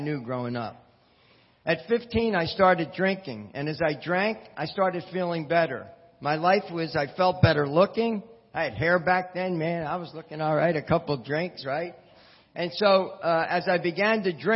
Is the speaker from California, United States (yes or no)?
no; Philadelphia, Pennsylvania, United States; now in New Jersey, United States; I grew up in Philadelphia, Pennsylvania